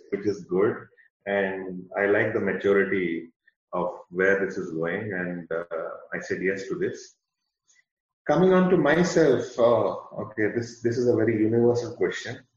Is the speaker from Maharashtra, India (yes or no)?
no; Bangalore, Karnataka, India; moved away as an adult; now in Oman; born and brought up in Bangalore, proper Bangalore grandparents from Bangalore, everybody from Bangalore. So I'm a very, very proud Bangalorean. Uh, yeah, I did my schooling uh, in uh, Bishop Cotton's.